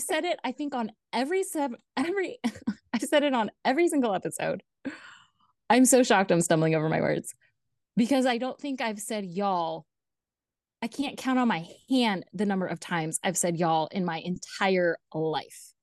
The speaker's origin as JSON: {"language": "English", "town": "Los Angeles", "region": "California", "country": "United States", "tie": "born or raised there", "also_born_or_lived": "Kentucky", "accent": "Valley Girl", "moved": "yes", "said": "I grew up in the Valley. I grew up in the eight one eight area code"}